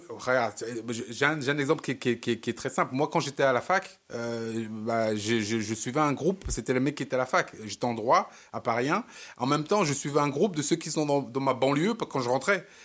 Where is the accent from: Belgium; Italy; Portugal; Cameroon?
Cameroon; now in France; Je suis camerounais. Je suis camerounais. Je vis en France. Je prends les coutumes françaises.